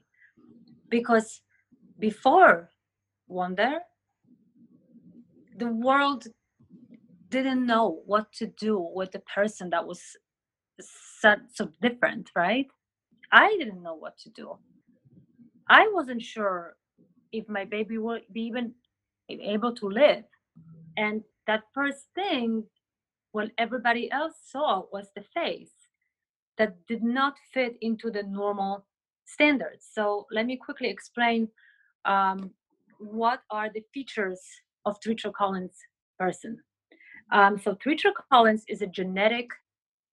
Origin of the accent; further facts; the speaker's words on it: Poland; moved away; I was born in Poland